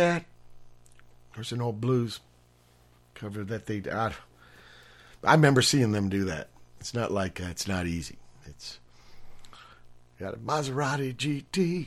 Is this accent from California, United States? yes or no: yes; Los Angeles, California, United States